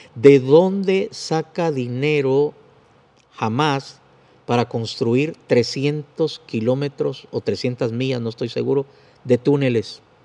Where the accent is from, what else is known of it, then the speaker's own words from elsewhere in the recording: Guatemala; como soy guatemalteco, uso el vos